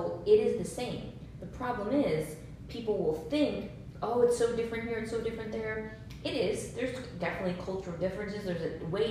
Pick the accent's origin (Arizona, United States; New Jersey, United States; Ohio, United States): New Jersey, United States; moved away; also born or lived in Los Angeles / San Francisco / Seattle; I grew up in New Jersey, then I moved to Los Angeles, then, you know, I was in San Francisco for a little bit. I was in Seattle.